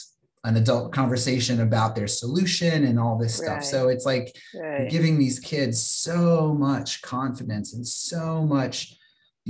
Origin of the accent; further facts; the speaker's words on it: Virginia, United States; where I grew up in Virginia